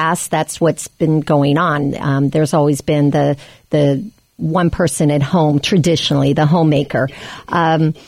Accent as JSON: {"language": "English", "town": "Des Moines", "region": "Iowa", "country": "United States", "tie": "born or raised there", "said": "I was raised and born in Des Moines, Iowa."}